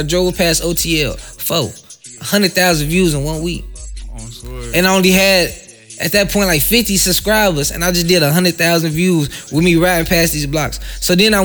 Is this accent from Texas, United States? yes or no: no; Chicago, Illinois, United States; I'm from Chicago